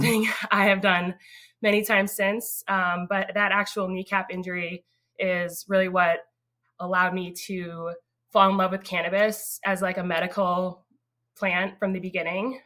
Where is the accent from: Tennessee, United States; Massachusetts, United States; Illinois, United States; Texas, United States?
Massachusetts, United States; North Andover; also born or lived in Newburyport, Massachusetts; I grew up um, in North Andover, Massachusetts.